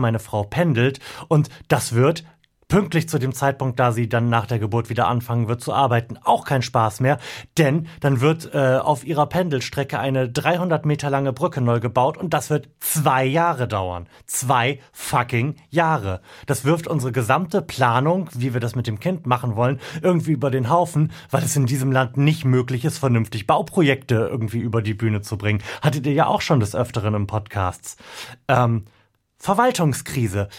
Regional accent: Delmenhorst, Lower Saxony, Germany; meine Heimatstadt Delmhorst

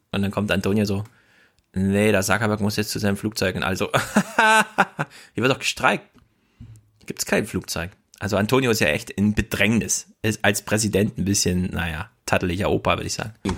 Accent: Germany; Bei uns in Deutschland

